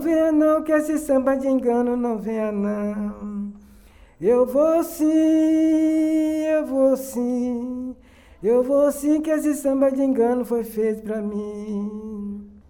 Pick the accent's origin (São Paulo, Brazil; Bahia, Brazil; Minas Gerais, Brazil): Bahia, Brazil; Cachoeira; Nasci em Cachoeira